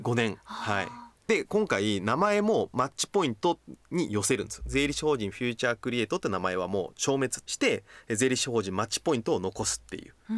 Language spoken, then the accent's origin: Japanese; Kochi, Japan; moved away; 僕ね高知県の出身